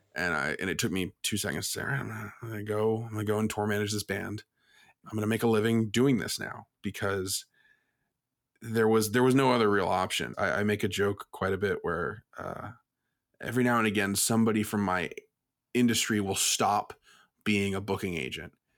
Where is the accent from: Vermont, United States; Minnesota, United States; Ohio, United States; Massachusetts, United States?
Vermont, United States; Burlington; I'm from Burlington, Vermont